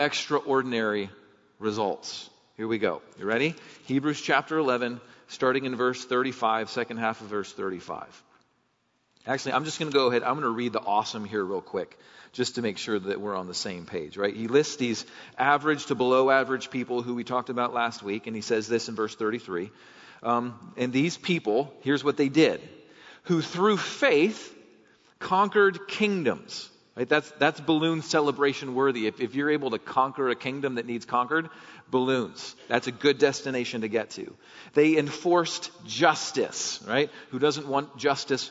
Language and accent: English; United States